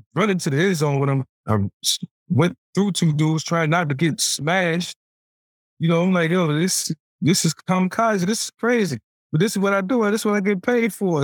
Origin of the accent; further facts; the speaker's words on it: Newport News, Virginia, United States; Being a, a kid from Newport News